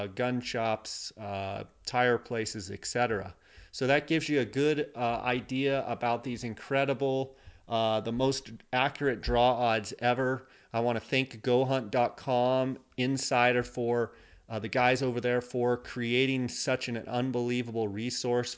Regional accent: Arizona, United States; Arizona, my home state

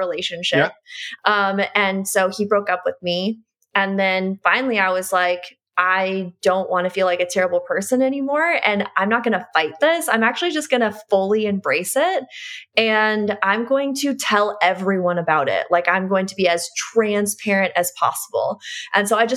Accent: Midwest, United States; I grew up in the Midwest.

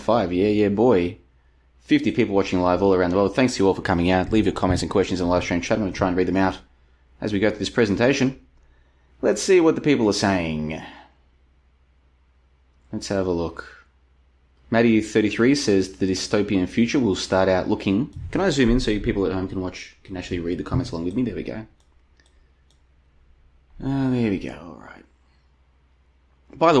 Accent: Melbourne, Victoria, Australia; moved away as an adult; also born or lived in Brisbane, Australia / Estonia; now in Plovdiv, Bulgaria; I moved away from Melbourne back in 2011. I've been back to visit a couple times, but even though I grew up there, I moved away a long time ago

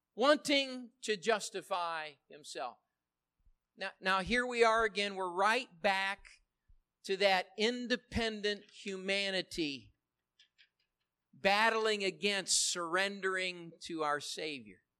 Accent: United States; I love being an American

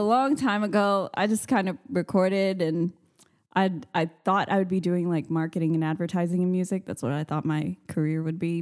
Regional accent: Austin, Texas, United States; I'm born and raised in Austin

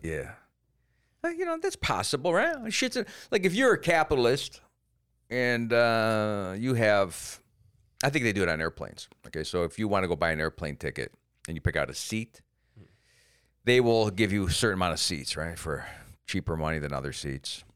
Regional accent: Cleveland, Ohio, United States; moved away; also born or lived in Germany; I came from Cleveland

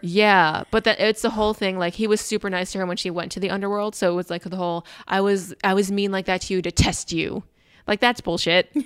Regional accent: United States; accent: very American; my very American accent

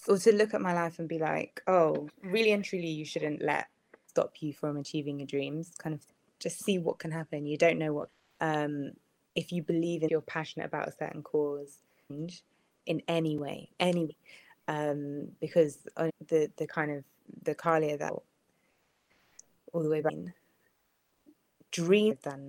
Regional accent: Jamaica; I'm Jamaican.

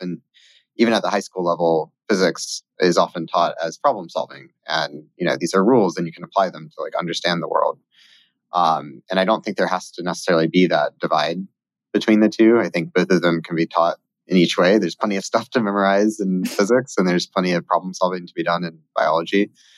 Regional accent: Georgia, United States; moved away as an adult; Yeah, so, well, I was originally from Georgia, although I don't have the accent.

